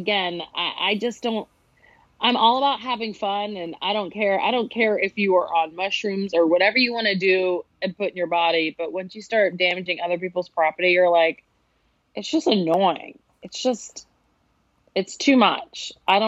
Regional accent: the South, United States; accent: southern; my accent, my southern accent

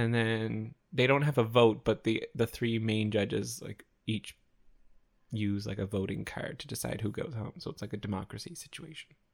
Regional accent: Canada; as a Canadian

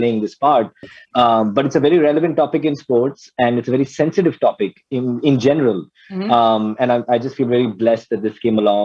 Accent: United States; moved away; I grew up in America

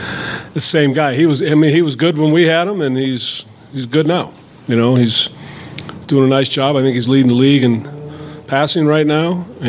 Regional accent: Oakland, California, United States; moved away; I grew up right there, well, not in Vegas, but I grew up right there in Oakland, and grew up a Raider fan

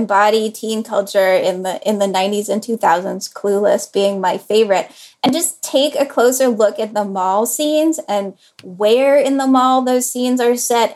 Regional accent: Durham, North Carolina, United States; my niece and nephew are growing up in Durham, North Carolina, which is where I grew up.

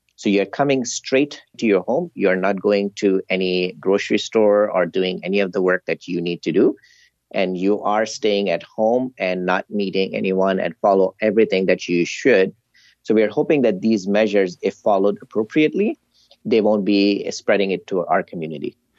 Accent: Canada

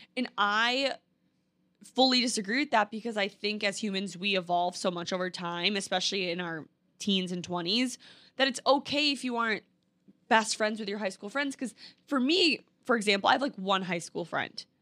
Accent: Minnesota, United States; moved away as an adult; now in New York City, United States; I was from Minnesota where the thing to do is have kids, get married, live in a white picket fence, go to your nine to five every single day. And now I live in New York City

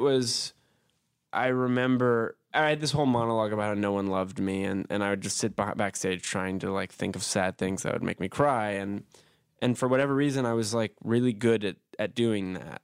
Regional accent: New York City, New York, United States; I was born and raised in Brooklyn, New York

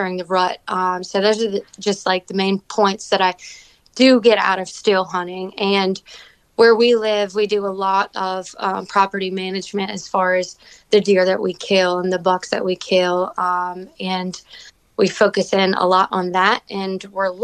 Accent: Fredericksburg, Virginia, United States; moved away as an adult; now in Franklin County, Virginia, United States; I was born and raised in Fredericksburg, Virginia

